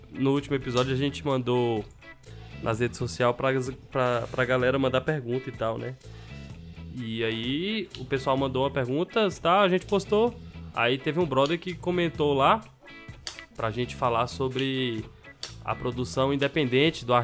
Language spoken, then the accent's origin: Portuguese; Brazil; é malandro, eu sou brasileiro, é meu jeitinho